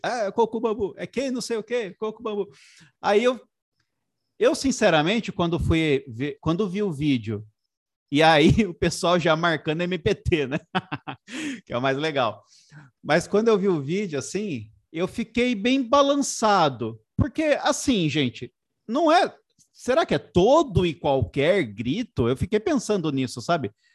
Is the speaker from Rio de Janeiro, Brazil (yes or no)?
no; Sorocaba, São Paulo, Brazil; na minha cidade natal, lá em Sorocaba